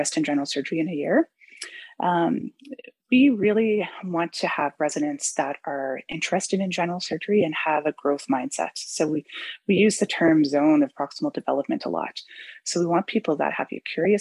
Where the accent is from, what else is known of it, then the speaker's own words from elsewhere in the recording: Newfoundland and Labrador, Canada; moved away as an adult; now in Vancouver, Canada; I come from Newfoundland, so I was totally enamored with Vancouver when I came.